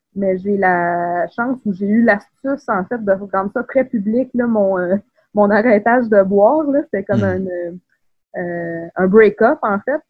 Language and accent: French; Quebec City, Quebec, Canada; moved away as an adult; also born or lived in Saint-Élie-de-Caxton; je viens de la ville de Québec. J'ai grandi à Beauport